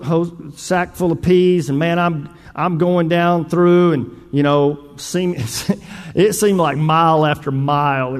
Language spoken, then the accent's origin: English; Northeast Texas, United States; I grew up in Northeast Texas.